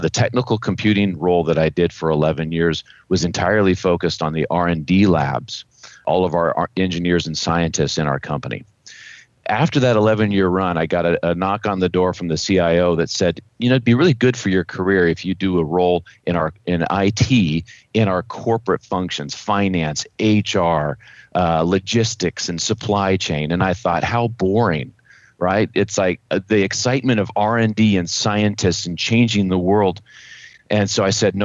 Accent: Los Alamos, New Mexico, United States; I grew up in Los Alamos, New Mexico

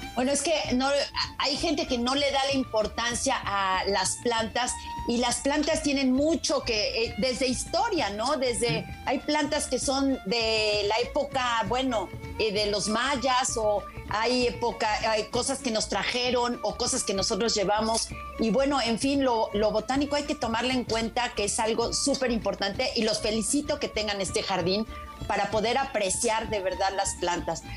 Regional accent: Puebla, Mexico; los poblanos

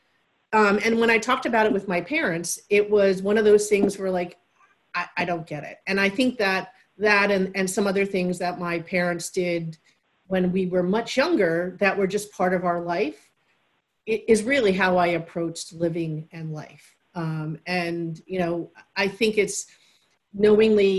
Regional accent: New York City, New York, United States; also born or lived in east end of Long Island; I grew up originally in Queens in a very multicultural neighborhood

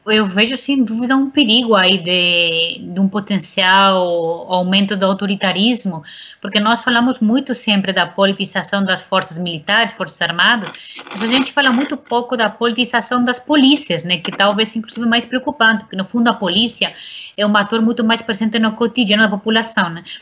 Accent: Spain; now in Brazil; eu sou espanhola, sempre tenho um pé na Espanha

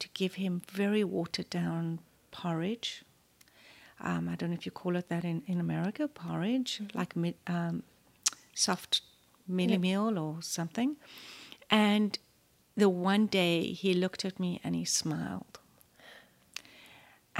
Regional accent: South Africa; moved away; also born or lived in Los Angeles, United States; I am obviously South African, born and raised

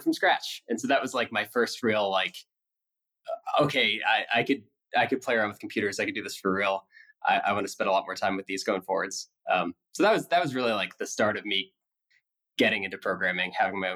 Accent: Philadelphia, Pennsylvania, United States; So I grew up in the suburbs of Philadelphia

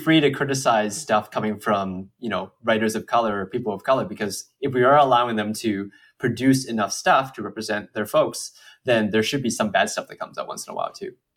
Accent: United States; Asian Americans who, like, you know, we, we, we're born here

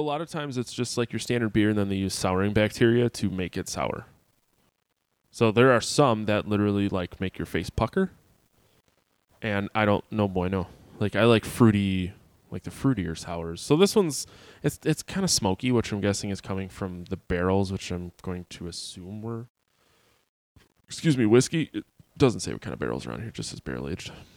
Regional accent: Sheboygan, Wisconsin, United States; also born or lived in Appleton, Wisconsin; I grew up in Sheboygan, Wisconsin, and moved to Appleton, Wisconsin

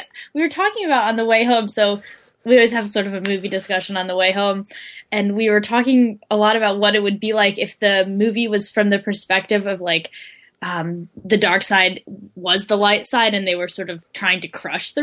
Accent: New York, United States; I'm from New York, not the city, the state

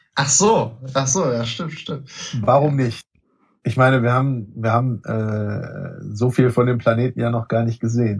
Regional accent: Sauerland, North Rhine-Westphalia, Germany; mir als Sauerländer

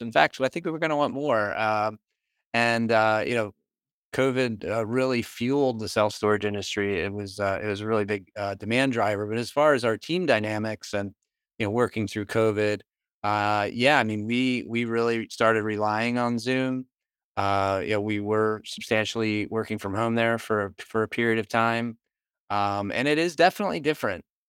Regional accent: Northeast, United States; I'm from the Northeast.

